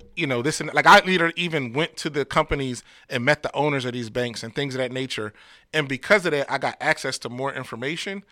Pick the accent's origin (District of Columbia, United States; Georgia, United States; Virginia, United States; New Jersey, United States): New Jersey, United States; Camden; my hometown of Camden